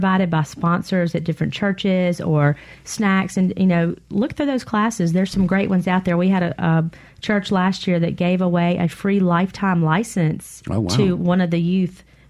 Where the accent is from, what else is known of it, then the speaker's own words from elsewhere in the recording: the Mississippi Delta, United States; I grew up in the Delta